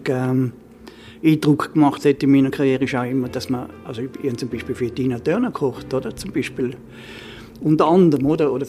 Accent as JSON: {"language": "German", "region": "Trentino-Alto Adige", "country": "Italy", "said": "dort, wo ich herkomme, ist ja eigentlich die Resteverwertung in der, in der, in der Küche eigentlich das, was top ist."}